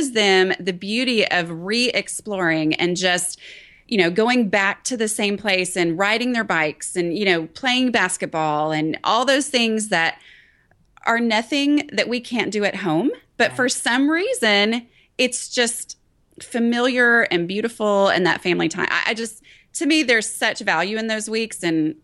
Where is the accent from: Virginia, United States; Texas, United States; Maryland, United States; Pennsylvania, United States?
Texas, United States; Dallas; also born or lived in Thailand; I grew up in the Dallas area